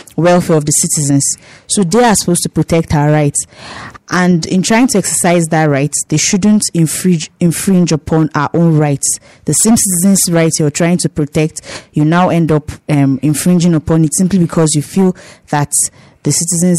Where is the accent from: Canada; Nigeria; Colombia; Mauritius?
Nigeria; Nigerians, for long we suffered a lot of things from our leaders.